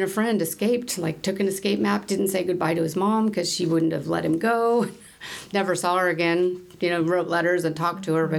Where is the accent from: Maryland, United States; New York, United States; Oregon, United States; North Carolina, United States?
Oregon, United States; Portland; moved away as an adult; also born or lived in Salt Lake City, Utah; I grew up in the Portland, Oregon area, actually. I'm the oldest out of 8 kids. So, yeah, good Catholic family.